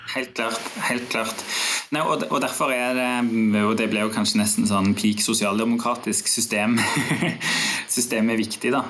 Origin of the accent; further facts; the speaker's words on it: Rogaland, Norway; moved away; jeg kommer fra Rogaland